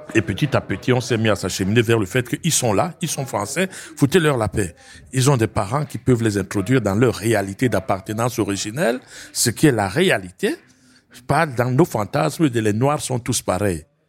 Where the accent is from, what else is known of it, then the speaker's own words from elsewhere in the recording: Bourgogne-Franche-Comté, France; also born or lived in Cameroon; je suis bourguignon ascendant bassa.